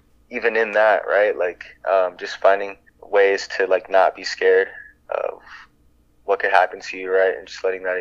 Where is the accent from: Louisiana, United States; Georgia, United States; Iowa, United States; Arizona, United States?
Iowa, United States; growing up in Iowa